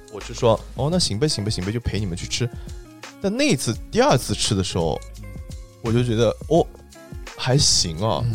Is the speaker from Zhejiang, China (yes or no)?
yes; Zhejiang, China; also born or lived in Beijing; now in Shenzhen, China; 我们浙江人